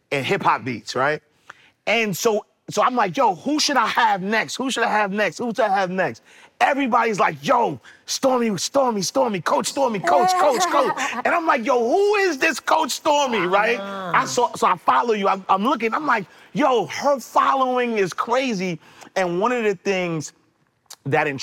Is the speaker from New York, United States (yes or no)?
yes; New York City, New York, United States; I'm from Harlem. I'm from 129th Street and 8th Avenue